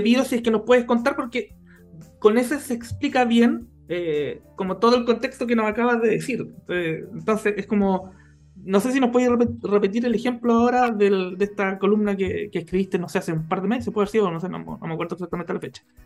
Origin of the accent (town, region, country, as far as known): Chile